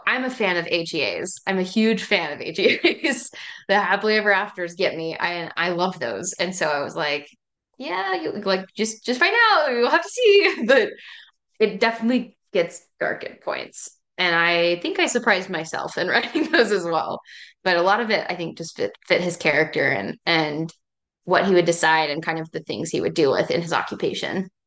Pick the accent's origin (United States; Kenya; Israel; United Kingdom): United States; East Tennessee; I'm from East Tennessee, which is like Appalachia area, right at the base of the Smoky Mountains